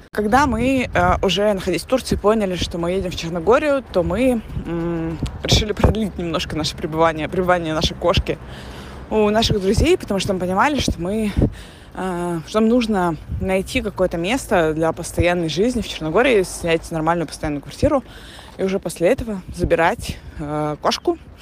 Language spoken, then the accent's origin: Russian; Russia; moved away as an adult; also born or lived in Antalya, Turkey; now in Montenegro; Мы уехали из России с э, трехмесячным ребенком и мужем в январе 2023 года